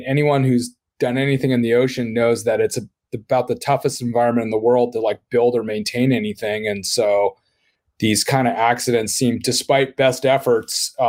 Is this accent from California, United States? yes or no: yes; Laguna Beach, California, United States; I grew up in Laguna Beach, a pretty small, you know, used to be quaint beach town